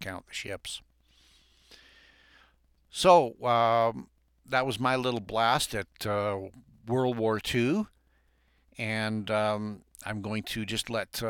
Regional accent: Western Canada, Canada; also born or lived in Alberta; now in Great Falls, United States; I'm a Canadian. I'm a Western Canadian

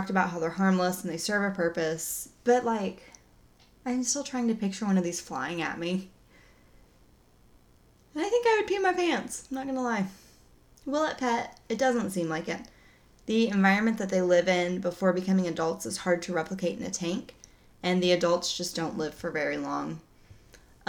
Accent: Oklahoma, United States; I'm from Oklahoma. We don't say most words correctly

